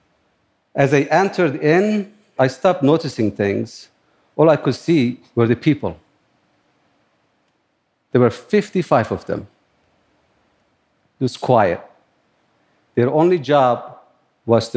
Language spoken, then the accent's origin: English; Turkey; moved away as an adult; now in New York, United States; I grew up in Turkey, in a similar environment, near the Kurdish mountains.